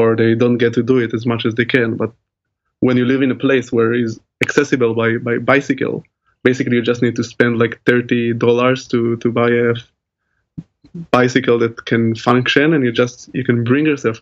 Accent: Tel Aviv, Tel Aviv District, Israel; moved away as an adult; now in Groningen, Netherlands; I grew up in Tel Aviv, which is also a great city in Israel.

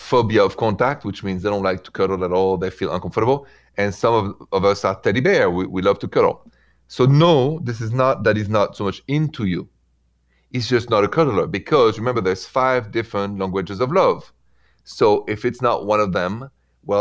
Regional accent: France; accent: French; moved away; I come from France

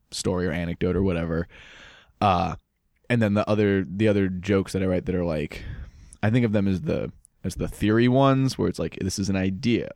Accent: Holliston, Massachusetts, United States; I'm from Holliston

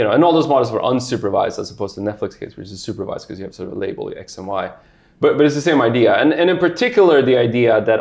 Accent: Sweden; moved away; I grew up in Sweden

